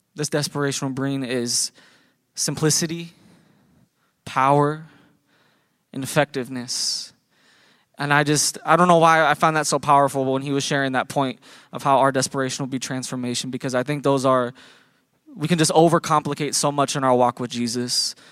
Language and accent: English; Iowa, United States; we're from Iowa